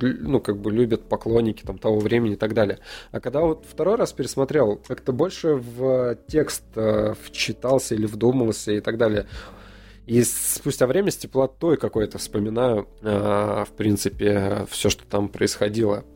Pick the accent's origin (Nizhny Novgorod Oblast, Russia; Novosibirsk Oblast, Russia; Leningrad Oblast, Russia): Leningrad Oblast, Russia; Sosnovy Bor; moved away; Сосновобор, это мой родной город.